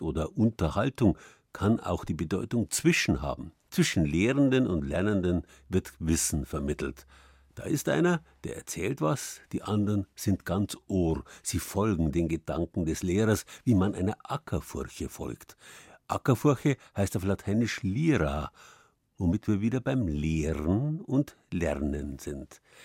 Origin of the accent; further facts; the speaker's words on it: Bavaria, Germany; bei uns in Bayern